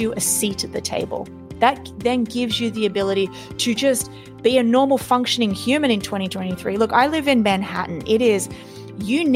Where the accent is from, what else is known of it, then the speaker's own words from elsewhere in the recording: Australia; I was born and raised in Australia